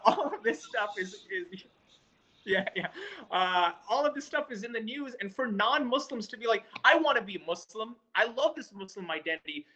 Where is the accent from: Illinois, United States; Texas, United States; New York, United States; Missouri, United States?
New York, United States; New York City; moved away; also born or lived in Fayetteville, North Carolina; I grew up in Queens, New York. I spent a good portion of my childhood uh, out there